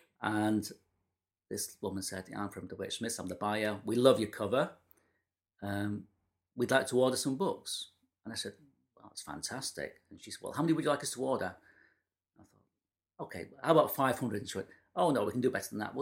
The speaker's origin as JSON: {"language": "English", "town": "Manchester", "region": "North West England", "country": "United Kingdom", "said": "I'm from Manchester"}